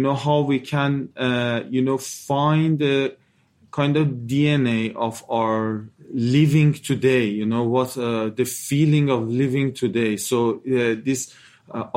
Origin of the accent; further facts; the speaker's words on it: Iran; we are from Iran